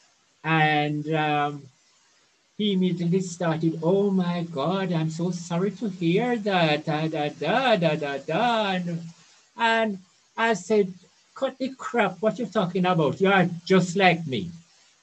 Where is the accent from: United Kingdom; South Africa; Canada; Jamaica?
Jamaica; Brown's Town, Saint Ann; So I grew up in Brownstown. It's a small country town in St. Anne